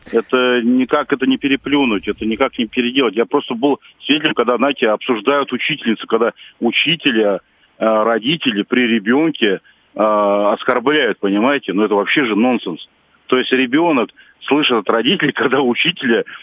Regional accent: Moscow, Russia; я в Москве с трех лет, с 84 -го года

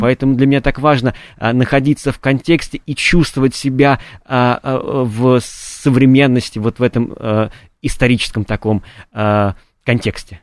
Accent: Kamennaya Steppe, Voronezh Oblast, Russia; я э, родился в Каменной степи, это такое место между э, Воронежем и Волгоградом

